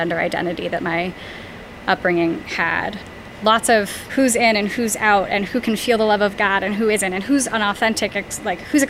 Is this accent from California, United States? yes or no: yes; East Bay area of California, United States; I was raised in the East Bay area of California